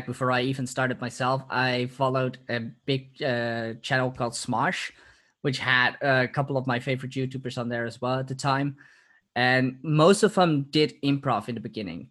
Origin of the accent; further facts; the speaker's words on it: Purmerend, North Holland, Netherlands; also born or lived in Amsterdam; So, I'm originally from Amsterdam. I've lived there for 2 years. Moved away once I was two. And have been living in Purmerend, which is a city nearby, for the last 24 years.